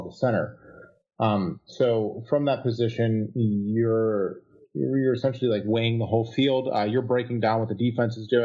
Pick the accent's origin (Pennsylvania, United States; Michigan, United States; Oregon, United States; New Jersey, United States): Pennsylvania, United States; Pittsburgh; I am from Pittsburgh, Pennsylvania. I grew up family of sort of blue collar background